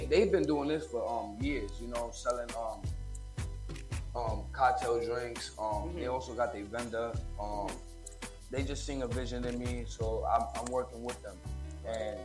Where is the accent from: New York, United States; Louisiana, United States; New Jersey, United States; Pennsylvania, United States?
New York, United States; New York City; also born or lived in Charlotte, North Carolina / Far Rockaway; My hometown is always New York City